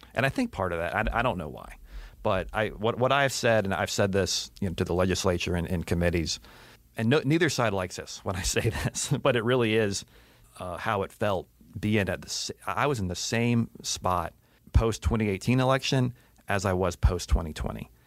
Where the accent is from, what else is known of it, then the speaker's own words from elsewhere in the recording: Atlanta, Georgia, United States; I grew up in Atlanta